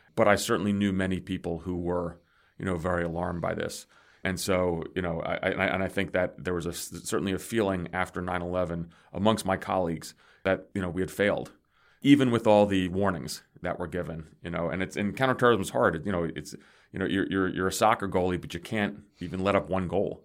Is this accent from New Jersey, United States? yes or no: yes; New Jersey, United States; also born or lived in Greece / New York City; I grew up in New Jersey, so I'm not a native New Yorker